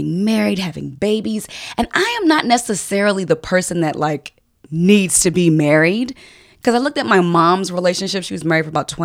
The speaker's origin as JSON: {"language": "English", "area": "D.C. area", "region": "Maryland", "country": "United States", "also_born_or_lived": "Washington, D.C.", "moved": "yes", "said": "We're both from Maryland, D.C. area."}